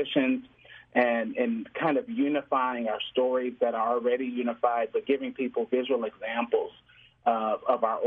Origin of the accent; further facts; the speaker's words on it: Chicago, Illinois, United States; Growing up in the Chicagoland area, living in this city properly for over 20 years